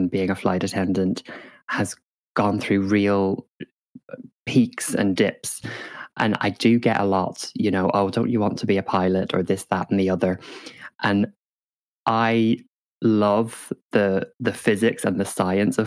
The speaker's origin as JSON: {"language": "English", "region": "Northern Ireland", "country": "United Kingdom", "tie": "born or raised there", "said": "I grew up in Northern Ireland"}